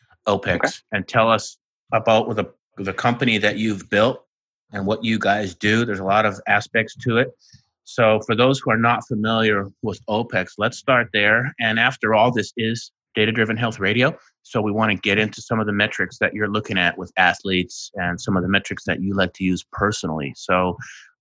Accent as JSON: {"language": "English", "town": "Winnipeg", "region": "Manitoba", "country": "Canada", "said": "I'm from Winnipeg, Canada"}